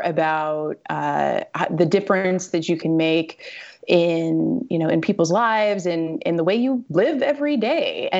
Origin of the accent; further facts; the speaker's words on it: Missouri, United States; I'm a Midwestern girl. I was born and raised in Missouri